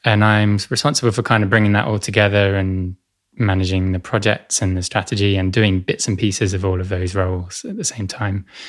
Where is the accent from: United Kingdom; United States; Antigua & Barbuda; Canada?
United Kingdom; Essex, East of England; I grew up in Essex, uh, to the northeast of London.